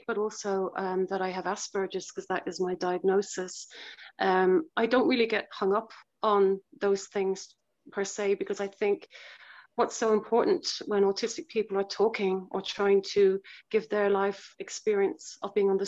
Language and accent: English; Cork, Munster, Ireland; I'm from Ireland, from Cork, Ireland